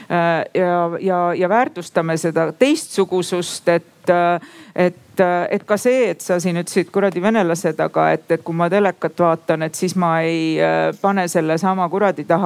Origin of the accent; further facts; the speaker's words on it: Estonia; no mina olen ka eestlane